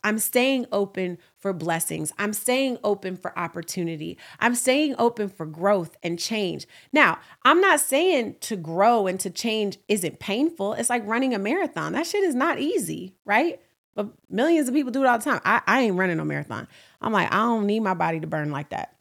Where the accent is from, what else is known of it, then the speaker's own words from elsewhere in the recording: Oakland, California, United States; now in New York City, United States; I'm from Oakland, California, and I, I live in New York City